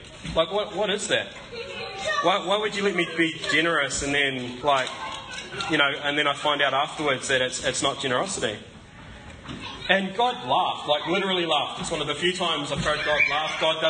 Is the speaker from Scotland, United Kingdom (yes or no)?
yes; Scotland, United Kingdom; And I'm also Scottish, which doesn't always help with my generosity.